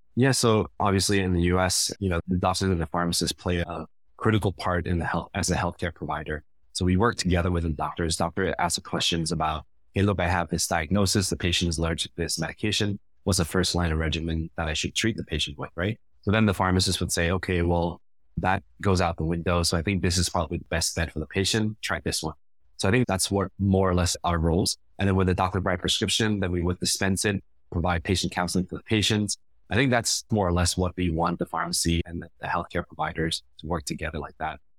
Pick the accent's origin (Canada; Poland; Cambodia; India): Cambodia; moved away; also born or lived in United States; I've been back to Cambodia now, to my home country, for over ten years